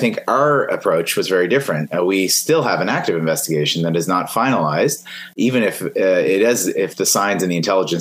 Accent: Canada

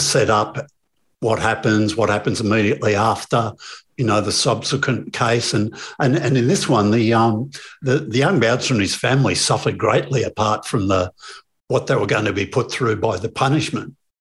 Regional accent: Melbourne, Victoria, Australia; I'm from Melbourne

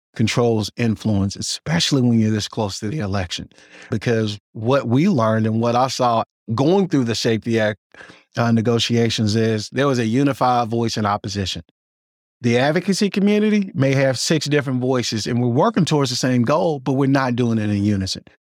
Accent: Mississippi, United States; now in Illinois, United States; I'm originally from Mississippi.

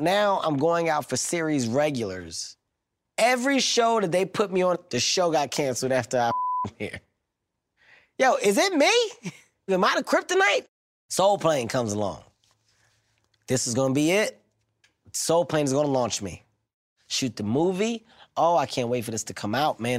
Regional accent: Philadelphia, Pennsylvania, United States; I'm from Philadelphia, 15th and Erie to be exact

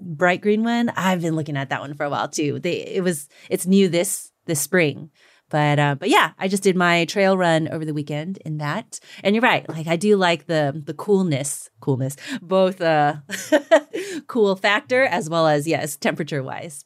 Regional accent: the South, United States; I'm Chinese American, you know, but also I grew up in the South

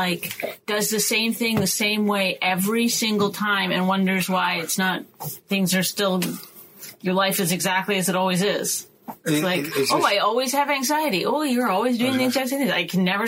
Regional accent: Canada; I'm Canadian.

